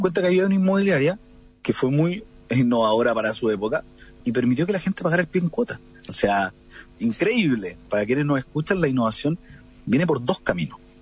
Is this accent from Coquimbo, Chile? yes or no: yes; Coquimbo, Chile; moved away as an adult; also born or lived in La Serena; now in Santiago, Chile; soy de Coquimbo, lo cual es otro condimento que a mí me encanta ser de región.